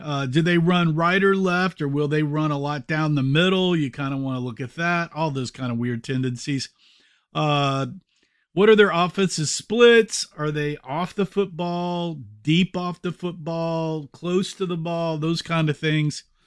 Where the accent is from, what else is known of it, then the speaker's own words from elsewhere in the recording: Texas, United States; moved away as an adult; also born or lived in Denver; People knew I was from Texas